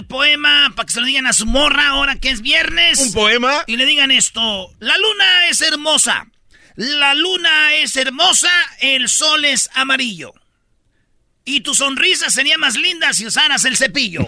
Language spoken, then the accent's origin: Spanish; Michoacán, Mexico; Yo soy, pues, de Michoacán